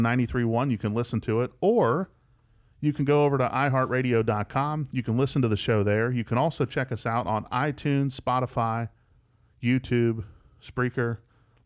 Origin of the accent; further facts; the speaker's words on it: West Virginia, United States; now in West Tennessee, United States; growing up in West Virginia